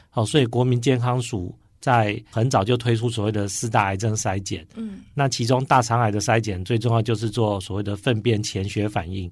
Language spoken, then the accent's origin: Chinese; Chiayi, Taiwan; moved away; 我也是医院的院长，今年七月底，啊，回来嘉义，就是我的故乡上任